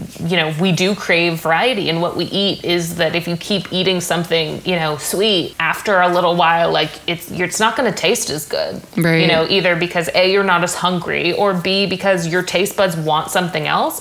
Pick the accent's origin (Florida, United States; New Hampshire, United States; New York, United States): New Hampshire, United States; moved away; also born or lived in Southern California; I'm from New Hampshire